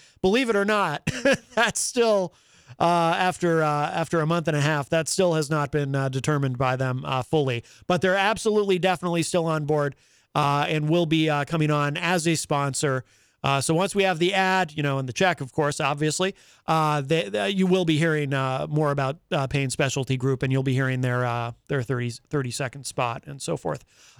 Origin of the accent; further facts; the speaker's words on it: Ireland; well, I'm Irish. Do I have a big head?